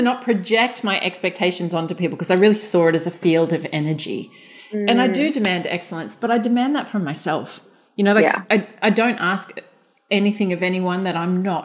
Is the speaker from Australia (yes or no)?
yes; Australia; we're Australian